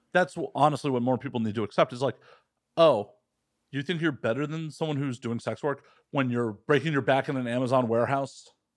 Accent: Midwest, United States; growing up in the Midwest, uh, you know, the United States

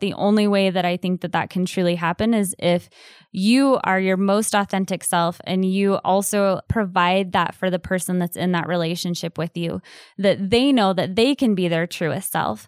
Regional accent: Southeast Idaho, United States; growing up in Southeast Idaho

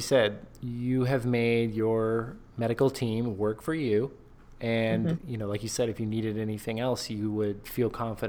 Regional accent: United States; I'm American

